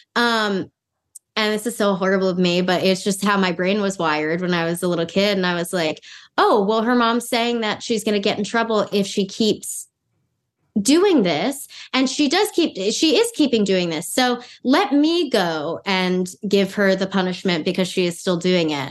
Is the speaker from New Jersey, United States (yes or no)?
no; Los Angeles, California, United States; moved away as an adult; I'm born and raised in Los Angeles